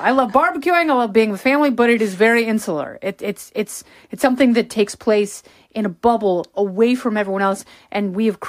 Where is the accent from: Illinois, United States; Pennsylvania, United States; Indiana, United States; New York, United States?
Indiana, United States; moved away; I grew up in Lake Life in Indiana